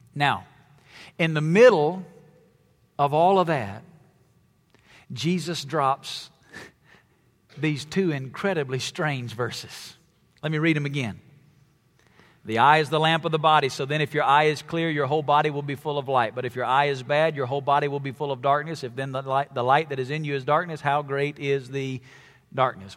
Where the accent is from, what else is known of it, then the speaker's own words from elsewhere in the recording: Alabama, United States; I grew up in Alabama